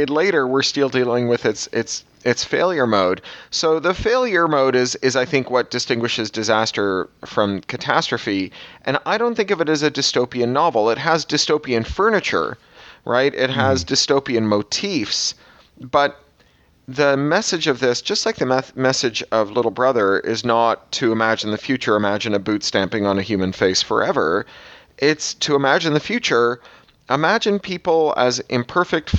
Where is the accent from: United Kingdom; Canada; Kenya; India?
Canada; I'm a Canadian